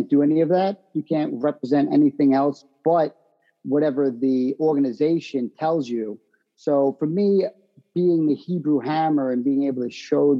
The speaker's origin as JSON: {"language": "English", "area": "Long Island", "region": "New York", "country": "United States", "said": "I'm from Long Island"}